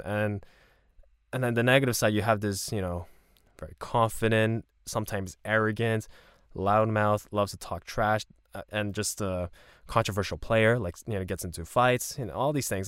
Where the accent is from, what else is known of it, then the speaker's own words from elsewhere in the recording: Canada; I'm Canadian, but then my parents are Korean